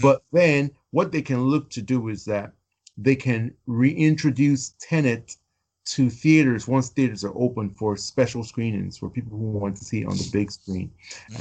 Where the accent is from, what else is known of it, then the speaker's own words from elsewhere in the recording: United States; now in United Kingdom; I'm American, but I live in the UK